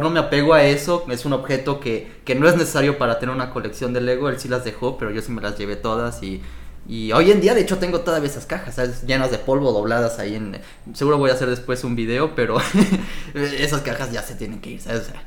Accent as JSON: {"language": "Spanish", "country": "Mexico", "moved": "yes", "lives_now": "Montreal, Canada", "said": "Como mexicano, niño mexicano"}